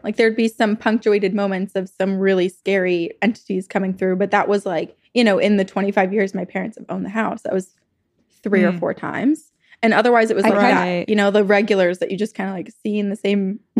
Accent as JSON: {"language": "English", "region": "Vermont", "country": "United States", "said": "my home state of Vermont?"}